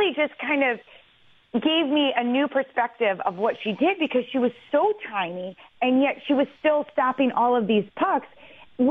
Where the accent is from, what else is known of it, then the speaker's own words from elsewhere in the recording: Detroit, Michigan, United States; now in New York, United States; I grew up in Detroit